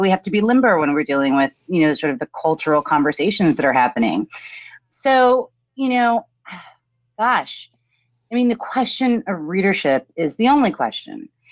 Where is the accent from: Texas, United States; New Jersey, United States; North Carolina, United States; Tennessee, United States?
New Jersey, United States; also born or lived in New York / Teaneck, New Jersey / Montclair, New Jersey; I was born in New York, grew up in New Jersey